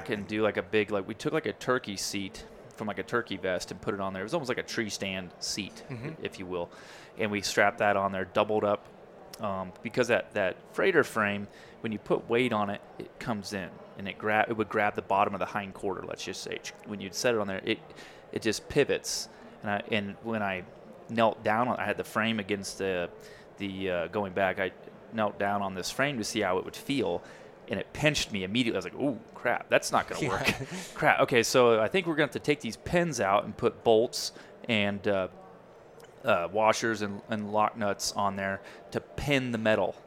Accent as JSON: {"language": "English", "region": "Kansas", "country": "United States", "said": "we're both from Kansas"}